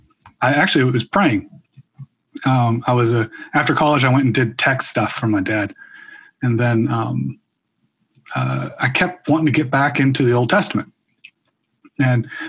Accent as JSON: {"language": "English", "town": "Minneapolis", "region": "Minnesota", "country": "United States", "tie": "born or raised there", "also_born_or_lived": "the South (US)", "said": "So I grew up mostly in Minneapolis, a little bit in the South. My family's from there"}